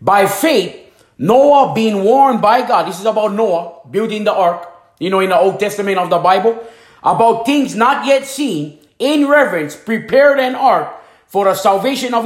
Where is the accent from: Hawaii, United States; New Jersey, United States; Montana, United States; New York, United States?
Hawaii, United States; moved away as an adult; also born or lived in Tampa, Florida; now in Fairmont, United States; I came from Hanamaui, Hawaii.